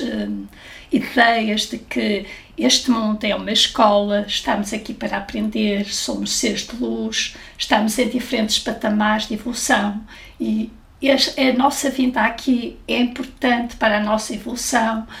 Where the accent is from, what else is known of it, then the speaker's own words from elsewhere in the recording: Porto, Norte, Portugal; no Porto, de onde eu sou